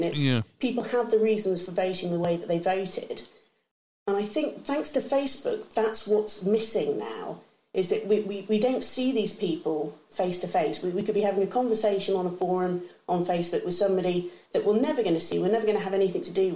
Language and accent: English; England, United Kingdom; I'm English